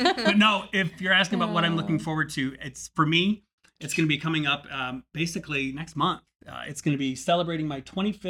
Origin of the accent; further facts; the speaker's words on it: Northwest Indiana, United States; moved away; I'm a kid from Northwest Indiana